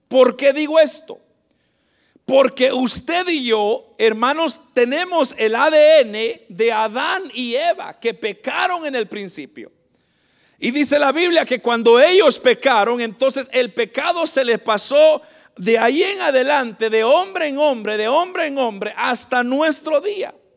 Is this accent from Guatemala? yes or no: yes; Guatemala; moved away; el país de donde vengo, de Guatemala